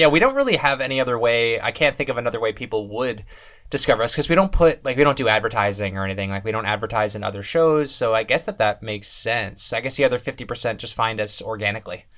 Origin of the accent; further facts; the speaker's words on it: Canada; As a Canadian